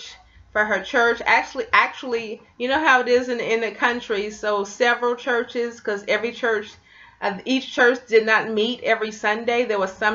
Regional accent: Memphis, Tennessee, United States; I grew up in Memphis, Tennessee

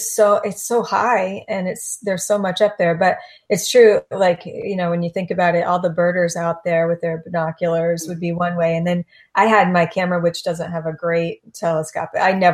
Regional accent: Florida, United States; So my family, I'm seventh generation from East Coast of Florida.

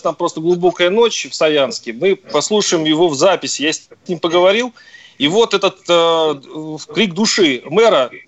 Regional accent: Tver, Tver Oblast, Russia; я говорю, нет, я не из Москвы, я из Твери.

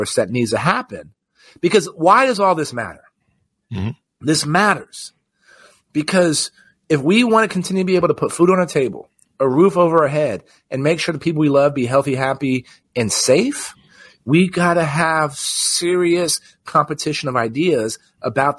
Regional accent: Texas, United States; my home state of Texas

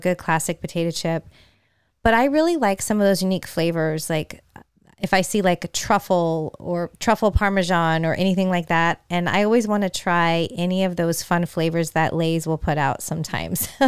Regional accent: San Francisco Bay Area, California, United States; moved away; I'm originally from the San Francisco Bay Area

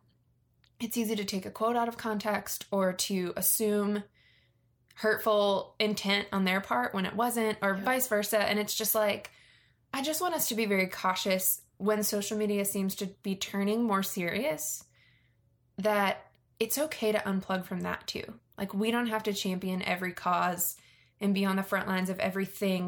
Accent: Virginia, United States; I grew up in Virginia, which is very near DC, and there's a lot of political culture there

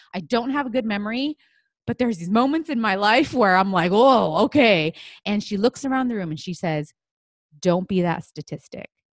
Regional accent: United States; I'm Chinese American.

